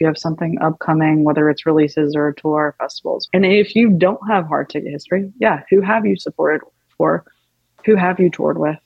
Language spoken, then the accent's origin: English; Tupelo, Mississippi, United States; also born or lived in Athens, Georgia / Nashville, Tennessee; now in Los Angeles, United States; I'm from Mississippi, um, Tupelo, Elvis's birthplace